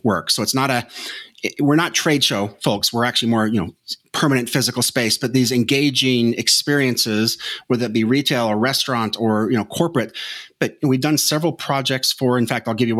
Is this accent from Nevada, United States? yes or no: yes; Las Vegas, Nevada, United States; a kid growing up in Las Vegas, Nevada